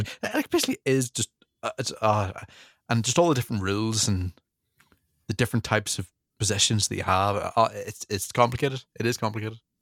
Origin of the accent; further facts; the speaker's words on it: Northern Ireland, United Kingdom; I'm from from Northern Ireland